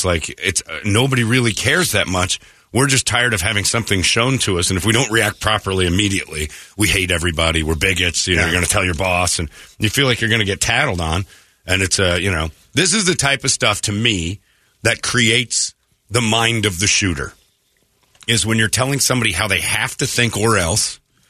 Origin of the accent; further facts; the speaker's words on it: Maryvale, Arizona, United States; I grew up in Maryvale. I went to Maryvale High School. I'm a local artist.